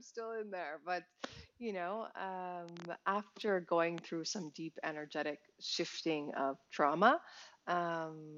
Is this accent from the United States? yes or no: yes; New York, United States; as an American, as a New Yorker, as a performer